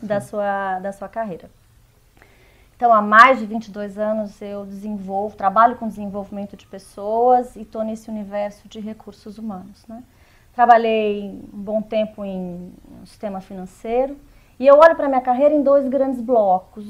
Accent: interior of Mato Grosso do Sul, Brazil; eu sou de, do interior de Mato Grosso do Sul

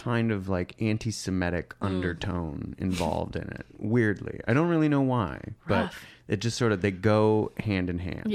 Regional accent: Michigan, United States; I'm from Michigan

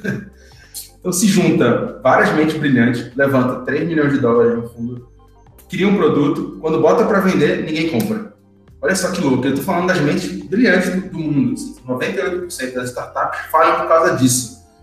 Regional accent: Recife, Pernambuco, Brazil; eu sou de Recife, como você falou no começo, no Nordeste.

